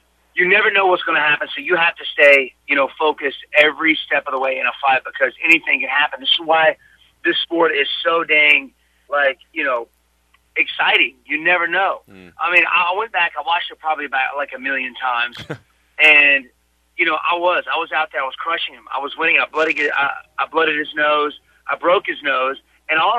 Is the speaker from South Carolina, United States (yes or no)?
yes; Greenville, South Carolina, United States; born or raised there